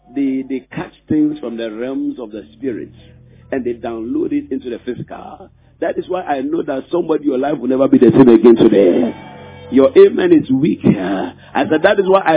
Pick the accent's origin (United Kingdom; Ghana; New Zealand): Ghana; in our country we practice democracy